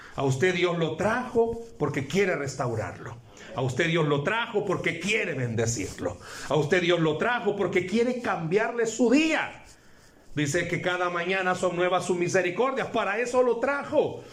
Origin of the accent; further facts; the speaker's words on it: El Salvador; Vengo del Salvador